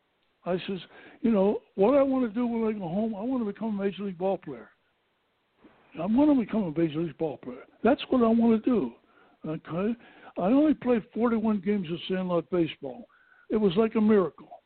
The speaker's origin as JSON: {"language": "English", "town": "Pittsburgh", "region": "Pennsylvania", "country": "United States", "tie": "born or raised there", "said": "I was born in Pittsburgh, Pennsylvania on June 11, 1929"}